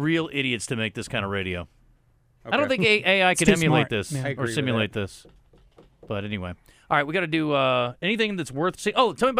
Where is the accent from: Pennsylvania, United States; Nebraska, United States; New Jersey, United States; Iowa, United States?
Iowa, United States; I'm from Iowa. That doesn't mean I can grow corn.